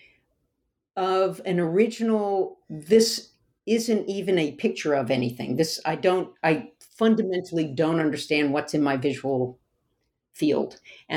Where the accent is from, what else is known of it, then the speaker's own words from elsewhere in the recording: the South, United States; I grew up in the South